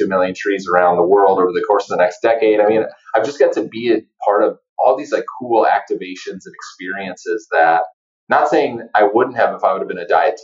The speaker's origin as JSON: {"language": "English", "region": "North Dakota", "country": "United States", "tie": "born or raised there", "moved": "yes", "said": "I'm from North Dakota, like small town North Dakota"}